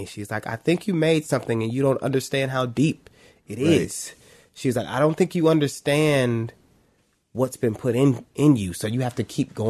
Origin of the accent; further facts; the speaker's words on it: Cleveland, Ohio, United States; also born or lived in Shaker Heights, Ohio; I was born in Cleveland. I grew up in Shaker. Well, let me say I lived in Shaker, but I grew up in Cleveland.